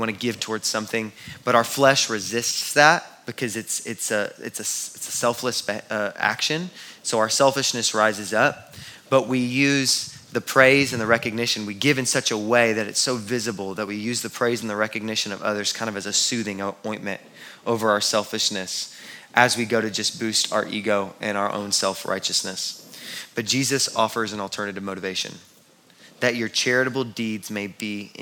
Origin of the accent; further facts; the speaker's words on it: Houston, Texas, United States; I grew up in Houston